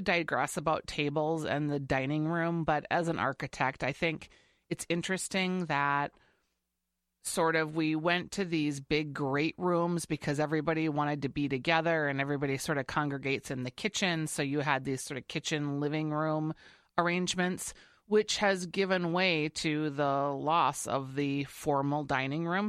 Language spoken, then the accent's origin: English; Saint Paul, Minnesota, United States; We're both from Saint Paul.